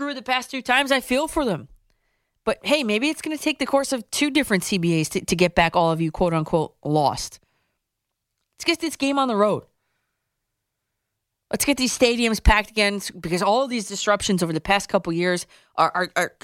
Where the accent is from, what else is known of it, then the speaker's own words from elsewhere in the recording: Camp Merritt, New Jersey, United States; that's where I grew up. Camp Merritt, New Jersey.